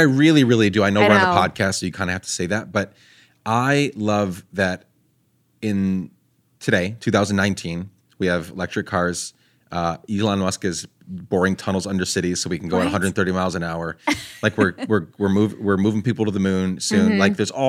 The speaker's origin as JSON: {"language": "English", "country": "Guatemala", "tie": "born or raised there", "moved": "yes", "said": "I grew up out of the country. So I grew up in Guatemala."}